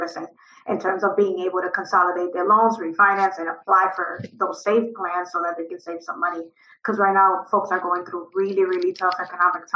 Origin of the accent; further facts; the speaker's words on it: Dominican Republic; also born or lived in Providence, Rhode Island; now in Rhode Island, United States; I'm from Dominican Republic